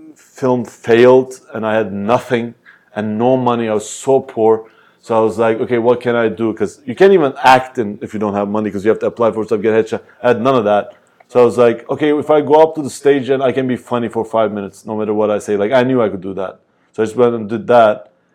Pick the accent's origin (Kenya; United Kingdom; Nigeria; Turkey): Turkey; and I'm from Turkey, like, if I was like some guy, maybe they'd be like, oh, you know what, he's not gonna be good at anything